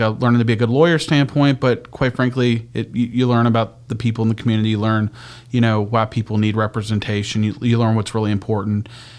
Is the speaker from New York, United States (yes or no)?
no; Charlotte County, Virginia, United States; also born or lived in Boston; I'm from this area. I grew up in Charlotte County